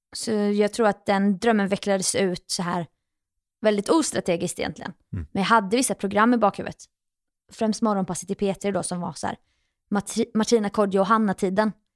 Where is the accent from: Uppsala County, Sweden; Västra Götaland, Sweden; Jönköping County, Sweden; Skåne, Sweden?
Jönköping County, Sweden; Jönköping; moved away as an adult; also born or lived in New York; now in Stockholm, Sweden; mina egna gamla fotspår hemma i Jönköping.